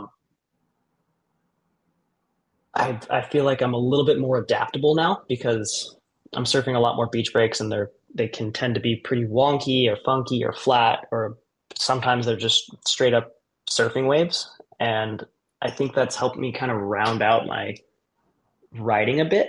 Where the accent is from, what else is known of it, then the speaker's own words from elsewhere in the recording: Kauai, Hawaii, United States; moved away as an adult; now in California, United States; I grew up, you know, on the south side of Kauai.